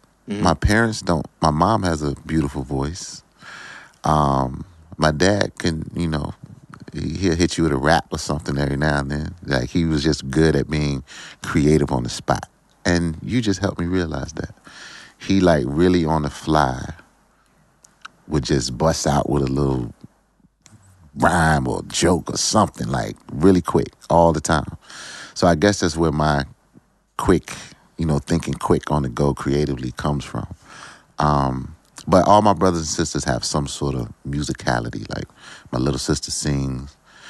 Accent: Virginia Beach, Virginia, United States; I feel like, I was in a small neighborhood, very small neighborhood, Friendship Village.

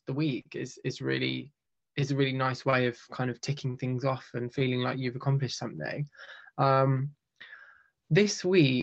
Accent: United Kingdom; we're very British

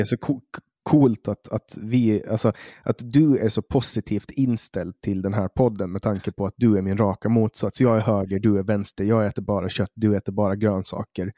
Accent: Åland Islands

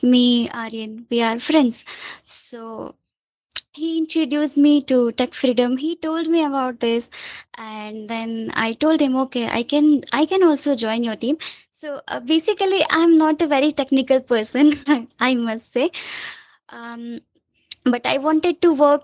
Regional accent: India; I'm also from India

